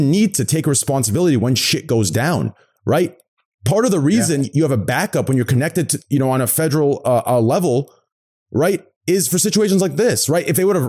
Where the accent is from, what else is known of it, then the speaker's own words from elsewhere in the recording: Arizona, United States; in my hometown, Arizona